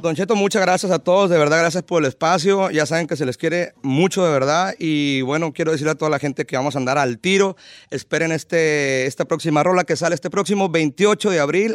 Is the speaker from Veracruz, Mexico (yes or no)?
no; Mazatlán, Sinaloa, Mexico; Yo soy originario de Mazatlán, Sinaloa